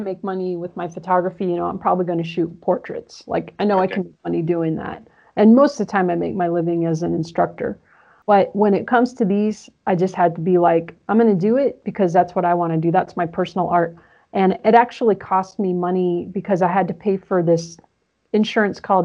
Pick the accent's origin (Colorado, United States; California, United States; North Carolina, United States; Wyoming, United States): Wyoming, United States; growing up in the West, I grew up in Wyoming